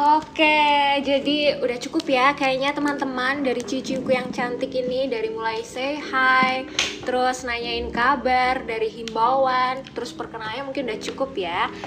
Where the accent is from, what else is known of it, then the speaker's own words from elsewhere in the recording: Tulungagung, East Java, Indonesia; moved away as an adult; also born or lived in Surabaya; aku sendiri nih sebagai orang yang merantau gitu dari Tulungagung ke Surabaya